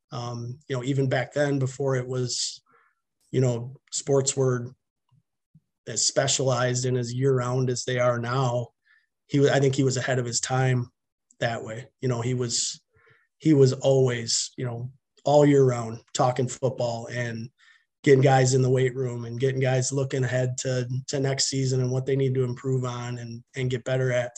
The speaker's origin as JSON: {"language": "English", "town": "Milton", "region": "Wisconsin", "country": "United States", "tie": "born or raised there", "said": "I'm from Milton, uh, born and raised. I actually grew up on a, a dairy farm outside of Milton, so kind of between Milton and Whitewater"}